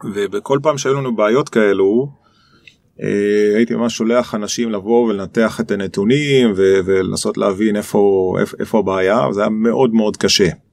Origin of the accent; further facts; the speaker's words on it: Nahariya, Northern District, Israel; moved away as an adult; also born or lived in Boston, United States; אני נולדתי בנהריה. אמ, זה ממש מעיר קטנה